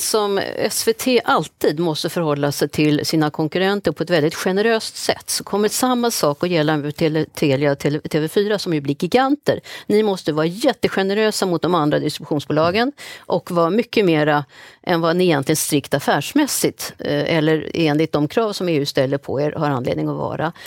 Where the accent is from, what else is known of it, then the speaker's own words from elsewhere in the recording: Sweden; vi som svenskar